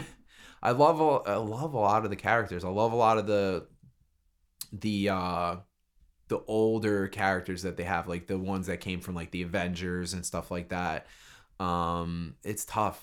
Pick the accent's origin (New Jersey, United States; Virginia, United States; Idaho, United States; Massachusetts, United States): New Jersey, United States; Brick; I live in Brick. I grew up in Brick. That's where I'm from